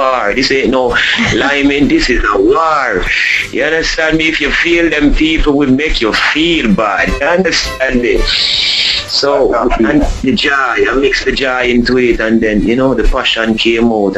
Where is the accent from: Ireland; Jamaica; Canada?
Jamaica; Spanish Town, Saint Catherine; also born or lived in Saint Andrew, Jamaica / Kingston, Jamaica; I grew up in Spanish Town when I left and went to St. Andrew in Jamaica.